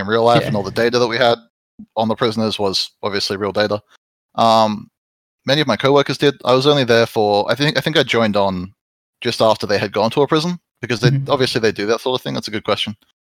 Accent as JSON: {"language": "English", "town": "Perth", "region": "Western Australia", "country": "Australia", "tie": "born or raised there", "also_born_or_lived": "Los Angeles, United States", "moved": "as an adult", "said": "I grew up in Western Australia"}